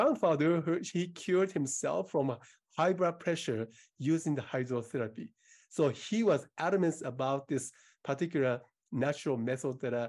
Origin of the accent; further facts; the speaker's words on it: Japan; now in Seattle, United States; So I moved from Japan 34 years ago now, yes, to US in Seattle, Washington, where I reside.